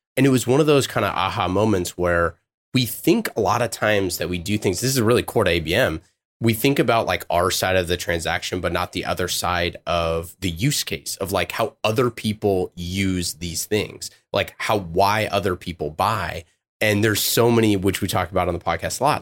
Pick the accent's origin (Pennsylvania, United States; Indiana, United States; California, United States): California, United States; Oakland; I'm from Oakland